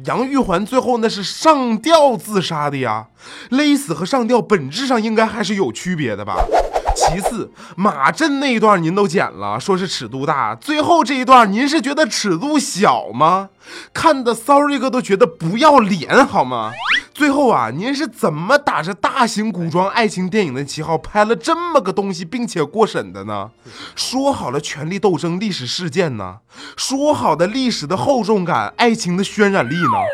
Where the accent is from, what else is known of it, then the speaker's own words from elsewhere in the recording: China; 我作为一个中国人